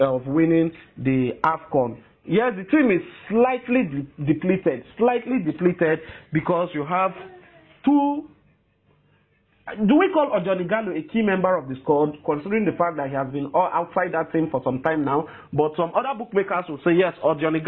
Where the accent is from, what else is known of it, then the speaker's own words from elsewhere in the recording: Nigeria; as a Nigerian